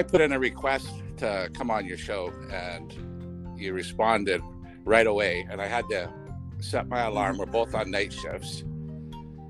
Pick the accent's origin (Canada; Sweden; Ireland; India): Canada; Gibsons, British Columbia; also born or lived in Vancouver; I was born in Vancouver because the town I lived in, Gibson's, didn't have a hospital then at that time